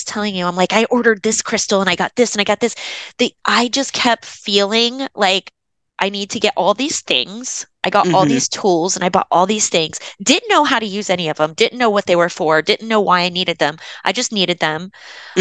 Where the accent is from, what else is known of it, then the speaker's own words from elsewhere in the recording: Florida, United States; I grew up in Florida